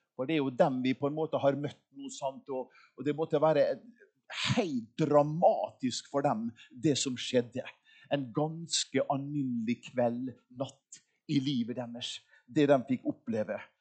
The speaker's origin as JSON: {"language": "Norwegian", "town": "Molde", "region": "Møre og Romsdal", "country": "Norway", "tie": "born or raised there", "said": "jeg er jo yngst av fem brødre. Og hjemme i Molde"}